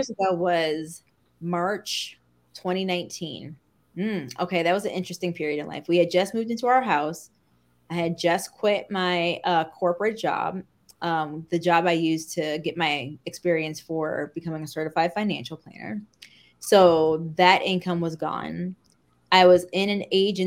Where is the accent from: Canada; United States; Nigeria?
United States; Midwest; I say pop because I'm from the Midwest. So to me, soda is pop